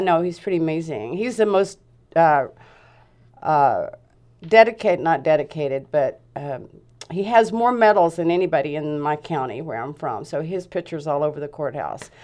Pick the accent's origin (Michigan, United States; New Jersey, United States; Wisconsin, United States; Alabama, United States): Alabama, United States; Huntsville; moved away as an adult; now in Grants Pass, United States; I'm from Huntsville, Alabama, so I'm a Southern belle